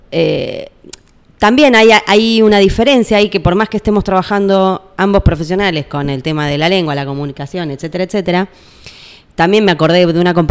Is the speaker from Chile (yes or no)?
no; Buenos Aires, Argentina; Soy muy porteña. Yo soy santafesina